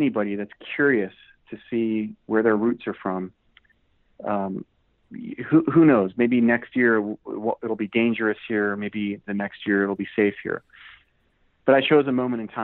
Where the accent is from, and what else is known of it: United States